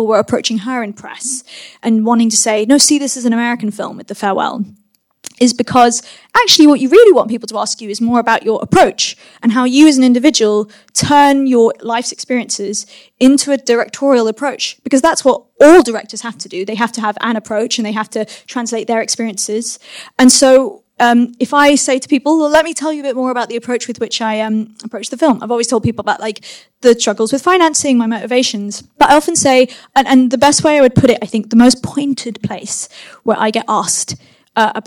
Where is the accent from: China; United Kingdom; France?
United Kingdom; London; first language English; I am a British filmmaker. I have grown up in London. English is my first language